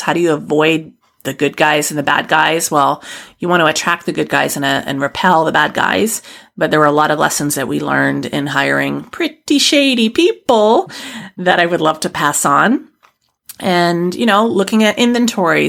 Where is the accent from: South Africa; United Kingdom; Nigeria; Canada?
Canada; a white woman from Canada